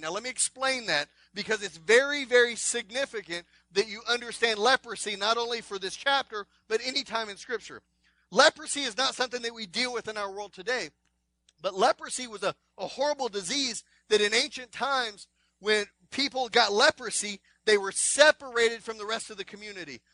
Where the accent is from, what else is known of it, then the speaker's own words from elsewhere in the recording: Texas, United States; I'm from Texas.